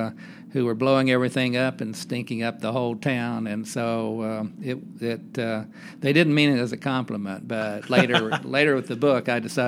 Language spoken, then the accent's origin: English; Coalwood, West Virginia, United States; When I grew up in Colwood, West Virginia